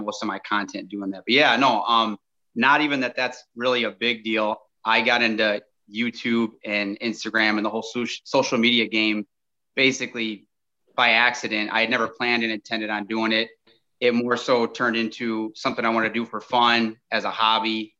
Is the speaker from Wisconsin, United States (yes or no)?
yes; Lake Geneva, Wisconsin, United States; I'm from Southeast Wisconsin, lived here my entire life, kind of in the Lake Geneva area.